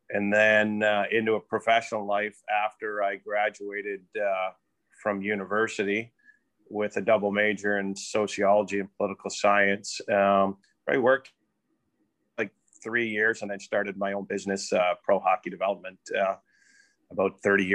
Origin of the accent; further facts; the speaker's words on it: Sudbury, Ontario, Canada; also born or lived in Wellington, Prince Edward County, Ontario / Kingston, Ontario / London, Ontario / Lethbridge, Alberta; As a kid, I grew up in Sudbury, Ontario